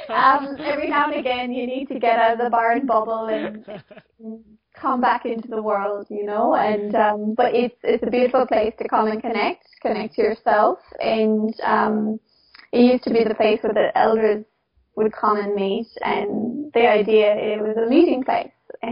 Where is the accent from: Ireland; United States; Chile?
Ireland; moved away; also born or lived in Sydney; I grew up in Ireland.